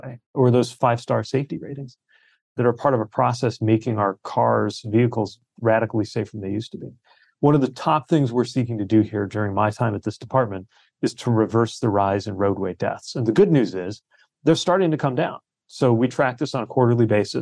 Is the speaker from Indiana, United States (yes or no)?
yes; South Bend, Indiana, United States; my hometown of South Bend